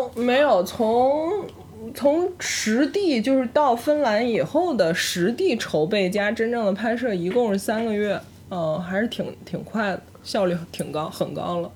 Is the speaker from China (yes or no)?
yes; northern China, China; now in Beijing, China; 我又是一个土生土长北，北方人